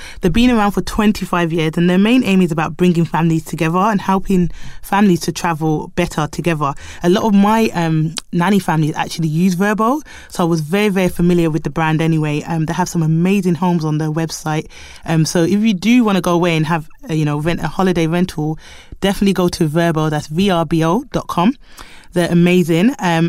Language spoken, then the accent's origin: English; United Kingdom; born there; I'm Jamaican. I'm born in the UK, but I am Jamaican by heritage.